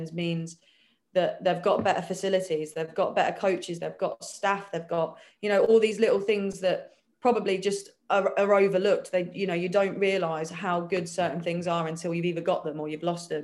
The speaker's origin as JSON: {"language": "English", "town": "Peterborough", "region": "East of England", "country": "United Kingdom", "tie": "born or raised there", "moved": "as an adult", "said": "I've always lived in Peterborough"}